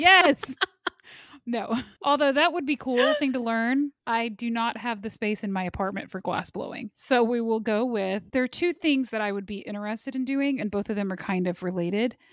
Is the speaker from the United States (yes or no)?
yes; Kansas City, Kansas, United States; I'm from Kansas City